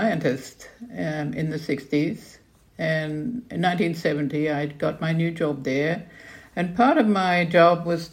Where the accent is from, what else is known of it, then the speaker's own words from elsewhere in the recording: Queensland, Australia; moved away; also born or lived in London; Well, I grew up in Australia. I'm fourth generation Australian, and of course, my parents' garden was in a subtropical area in Queensland